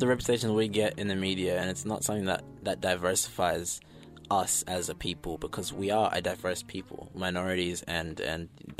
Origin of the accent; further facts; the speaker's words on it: New Zealand; also born or lived in Zimbabwe; So I was born in Zim and then moved to New Zealand.